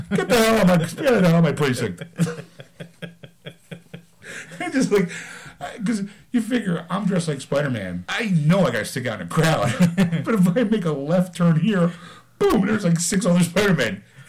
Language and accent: English; Philadelphia, Pennsylvania, United States; accent: Philadelphia; I took this online test, like, what accent you're from, and I actually wound up being, like, almost 99% from Philadelphia.